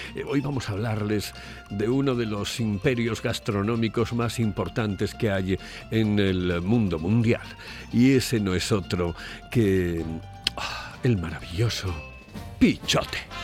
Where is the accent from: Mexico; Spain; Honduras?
Spain; Oviedo, Asturias; soy de Oviedo